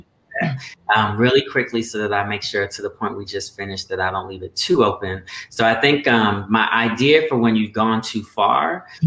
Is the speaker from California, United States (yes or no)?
no; Colorado, United States; I actually grew up in Colorado